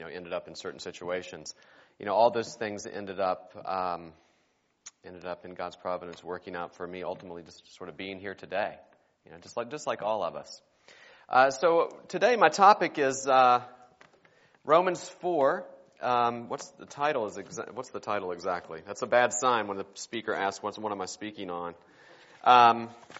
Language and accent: English; West Virginia, United States; I am originally from West Virginia. My wife is too. We grew up there together in the same church